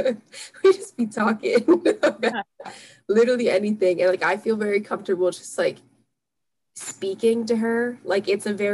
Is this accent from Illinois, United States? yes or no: no; Philadelphia area, Pennsylvania, United States; I'm, like, from, like, the Philadelphia area, and, like, people say John here